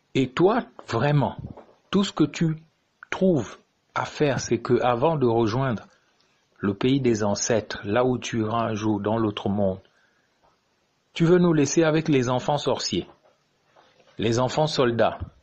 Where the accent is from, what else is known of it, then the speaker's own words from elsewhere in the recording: Gabon; notre pays